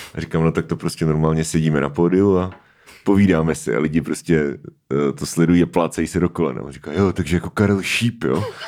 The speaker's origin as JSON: {"language": "Czech", "town": "Svitavy", "region": "Pardubice Region", "country": "Czechia", "tie": "born or raised there", "said": "když jsem byl malý, tak ve Světavách bylo autorské čtení s Petrem Šabachem"}